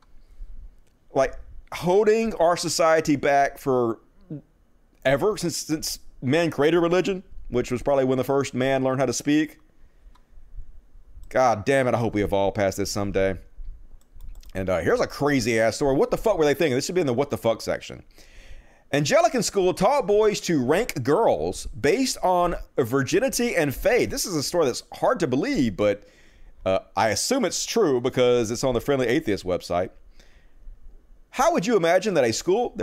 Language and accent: English; Mississippi, United States; here in my home state of Mississippi